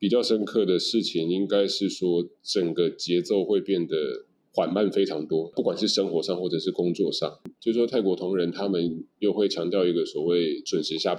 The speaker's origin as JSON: {"language": "Chinese", "country": "Taiwan", "said": "那我觉得对于像我们从台湾来的话"}